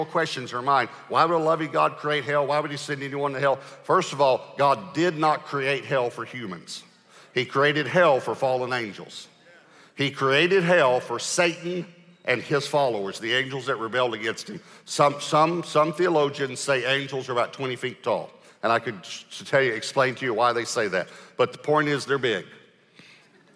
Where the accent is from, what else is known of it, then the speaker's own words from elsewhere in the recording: Texas, United States; I'm from Texas